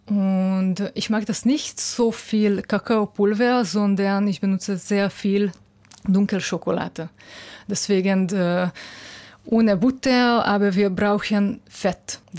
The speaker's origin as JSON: {"language": "German", "region": "Budapest", "country": "Hungary", "second_language": "German", "said": "Ja äh, ich komme aus Budapest."}